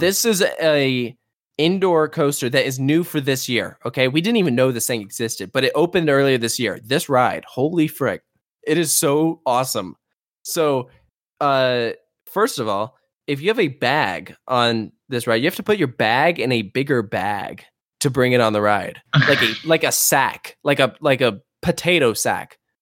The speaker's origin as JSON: {"language": "English", "region": "Virginia", "country": "United States", "said": "I'm from Virginia"}